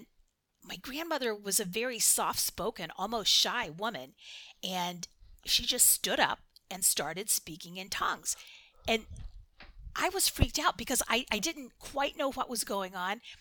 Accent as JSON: {"language": "English", "town": "Chesapeake", "region": "Ohio", "country": "United States", "tie": "born or raised there", "said": "I grew up in Chesapeake, Ohio"}